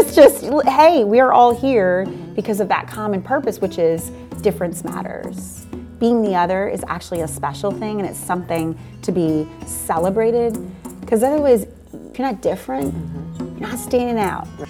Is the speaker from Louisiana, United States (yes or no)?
yes; New Orleans, Louisiana, United States; now in Houston, United States; I come from New Orleans